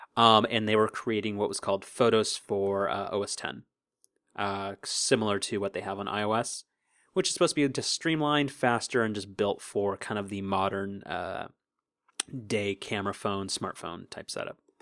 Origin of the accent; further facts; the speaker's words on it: Southern California, United States; we're from Southern California